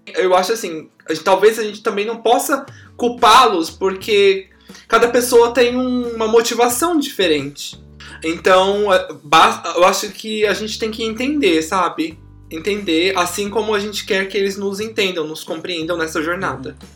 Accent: São Paulo, Brazil; moved away as an adult; also born or lived in Guaratinguetá / Rio de Janeiro / China; eu sou de São Paulo, capital

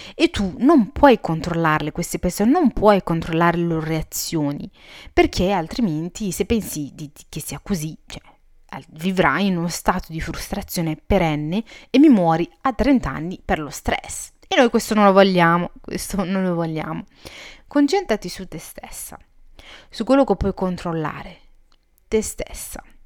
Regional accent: Italy; also born or lived in Morocco (ancestry); sono, eh, marocchina di origini e sono cresciuta in Italia

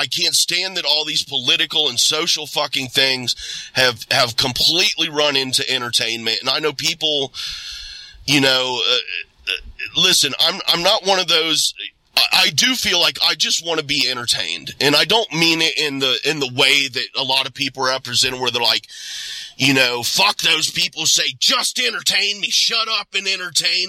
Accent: Ohio, United States; I was born here and raised this small town here in Ohio, surrounded by cornfields and bean fields and hay.

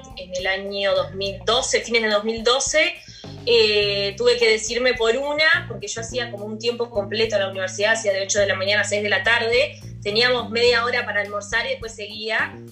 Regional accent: Uruguay; also born or lived in Brazil

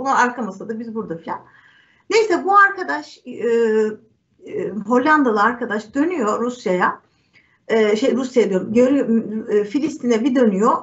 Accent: Turkey

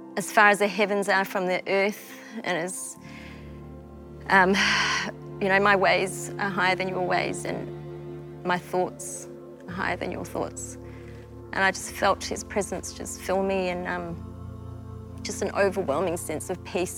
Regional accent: Melbourne, Victoria, Australia; also born or lived in Malaysia; I was born in Malaysia yeah. um, and I was the baby of a family of five. So, wow. mum, dad, brother, sister, yeah. and me. Um, we migrated to Melbourne when I was five years old, um, and that's where I grew up

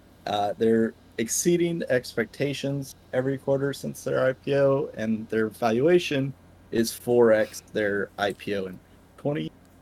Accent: Texas, United States; growing up being a Texan.

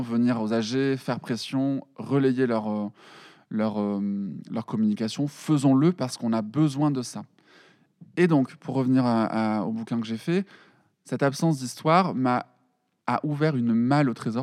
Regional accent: Perpignan, Occitania, France; moved away as an adult; now in Paris, France; je suis de Perpignan

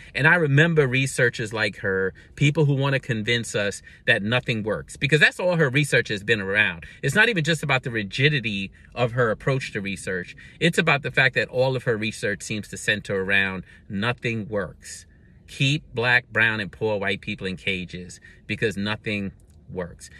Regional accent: Brooklyn, New York, United States; growing up in Brooklyn

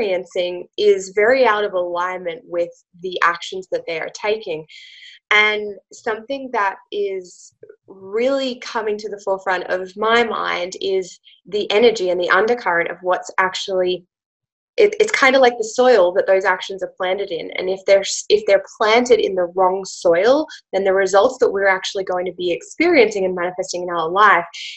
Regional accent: Australia; accent: Australian; also born or lived in Italian Alps; now in Italy; I'm an Australian. Obviously, you can probably tell by my accent. I'm an Aussie. We live in the Italian Alps

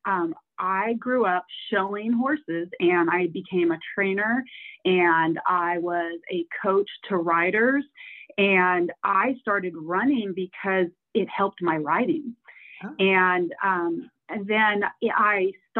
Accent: Oregon and Washington, Pacific Northwest, United States; moved away as an adult; now in Splendora, United States; I grew up in Oregon and Washington, so Pacific Northwest.

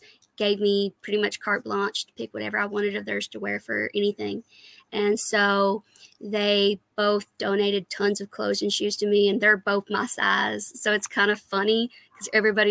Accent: Kentucky, United States; I'm from Kentucky, born and raised

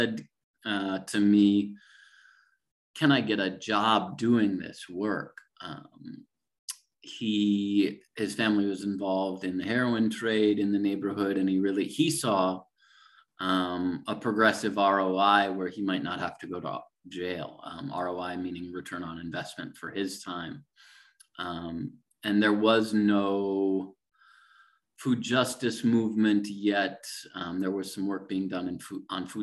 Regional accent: Minneapolis, Minnesota, United States; I grew up in the Twin Cities, Minneapolis and St. Paul

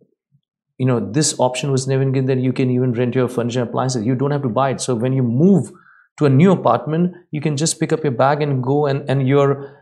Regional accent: India; now in Dubai, United Arab Emirates; I come from India

